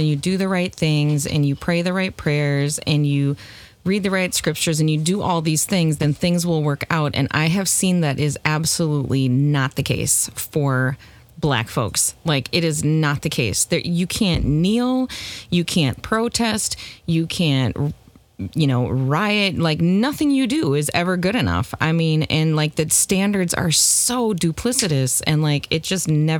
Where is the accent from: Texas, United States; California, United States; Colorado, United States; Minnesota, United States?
Minnesota, United States; I'm Midwestern by birth. I am Minnesotan at that.